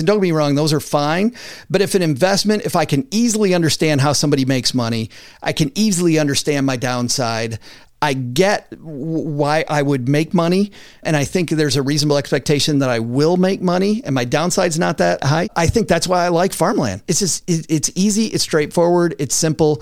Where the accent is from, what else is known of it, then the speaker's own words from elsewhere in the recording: West Michigan, United States; I'm from West Michigan, so everything is agriculture